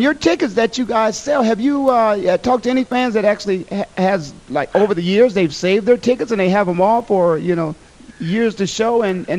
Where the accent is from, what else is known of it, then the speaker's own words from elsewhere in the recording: Canton, Ohio, United States; I'm born and raised in Canton, Ohio.